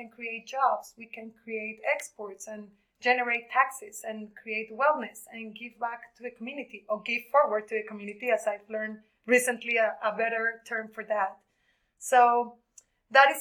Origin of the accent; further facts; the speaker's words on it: Colombia; moved away as an adult; also born or lived in United States; I'm originally from Colombia